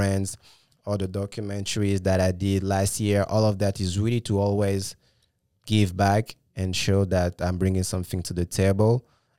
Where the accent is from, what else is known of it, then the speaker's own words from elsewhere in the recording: Gabon; also born or lived in France; when I was, for instance, living in France or when I was growing up in Gabon, right? And that's the main reason I moved